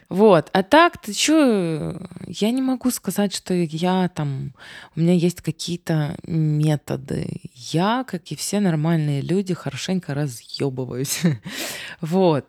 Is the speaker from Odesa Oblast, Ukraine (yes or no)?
yes; Odesa, Odesa Oblast, Ukraine; moved away; я одесситка